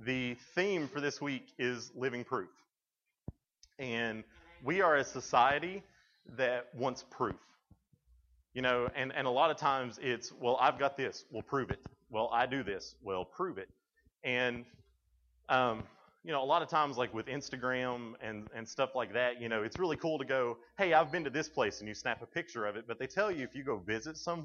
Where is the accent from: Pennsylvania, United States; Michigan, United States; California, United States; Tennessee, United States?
Tennessee, United States; I'm from Tennessee